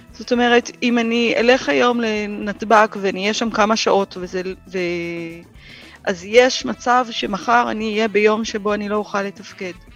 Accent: Hatzor HaGlilit, Northern District, Israel; moved away; גדלתי בחצור הגלילית

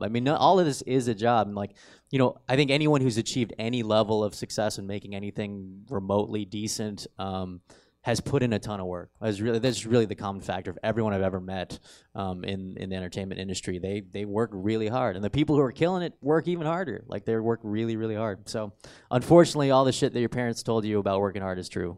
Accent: Riverside, California, United States; also born or lived in San Bernardino, California; I went to Riverside Poly.

